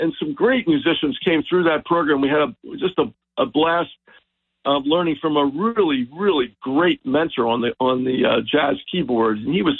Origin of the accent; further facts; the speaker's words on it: Linwood, New Jersey, United States; we both went to Mainland High School.